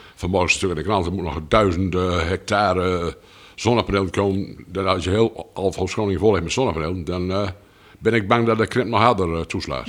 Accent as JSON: {"language": "Dutch", "town": "Pekela", "region": "Groningen", "country": "Netherlands", "tie": "born or raised there", "said": "Ik ben geboren eh, bijna 67 jaar geleden in, in, Pekel"}